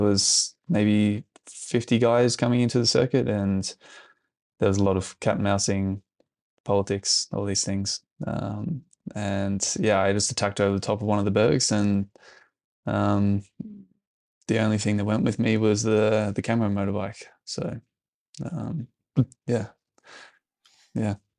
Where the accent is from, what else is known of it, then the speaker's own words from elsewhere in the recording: Australia; moved away as an adult; now in Europe; as an Aussie